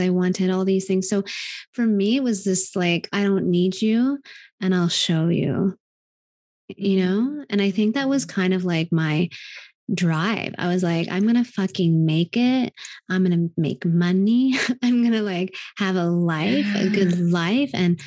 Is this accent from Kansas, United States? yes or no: yes; Wellington, Kansas, United States; moved away; In Wellington, Kansas.